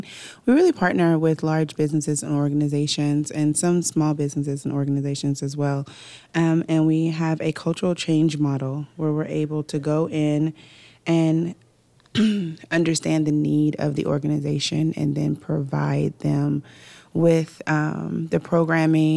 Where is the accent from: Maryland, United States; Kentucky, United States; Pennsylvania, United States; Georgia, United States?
Kentucky, United States; Pewee Valley; also born or lived in Louisville, Kentucky / Jefferson County, Kentucky; So I am born in Louisville, Kentucky. I was raised in Odom County in Pee-wee Valley, Kentucky.